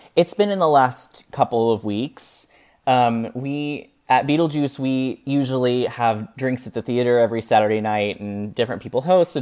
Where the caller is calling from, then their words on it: Lexington, Kentucky, United States; today I'm calling from Lexington, Kentucky